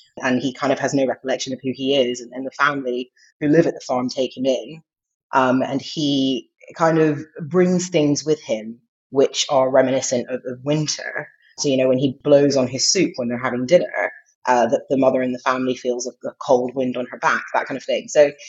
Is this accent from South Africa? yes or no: no; England, United Kingdom; also born or lived in Saudi Arabia / United States; Yeah, so I was born in England, but when I was two, we moved to Saudi Arabia. I was there for a couple of years, came back to England, went to America, lived there for quite a few years, came back to England